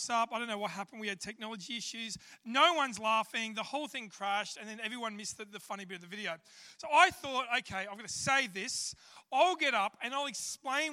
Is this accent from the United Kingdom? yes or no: no; Australia; I'm an Aussie